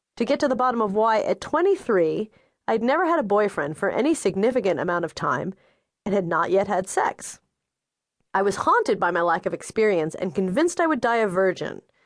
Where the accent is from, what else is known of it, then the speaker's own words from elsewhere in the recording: New York City, New York, United States; I grew up in Bay Ridge, a neighborhood that, tragically, is best known for being the setting of Saturday Night Fever